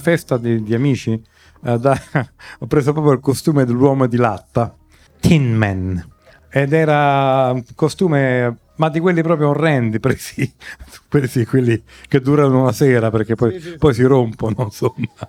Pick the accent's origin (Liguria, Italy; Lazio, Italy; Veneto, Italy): Lazio, Italy; Rome; sono nato e ho vissuto da bambino a Via Baldo degli Ubaldi